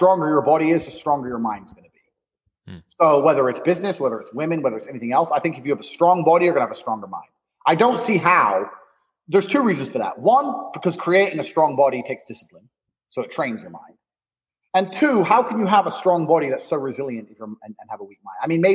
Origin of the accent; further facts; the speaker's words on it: Indiana, United States; moved away as an adult; also born or lived in London; I grew up in Indiana, in Indiana. And I moved to London. It was the same game, so I moved again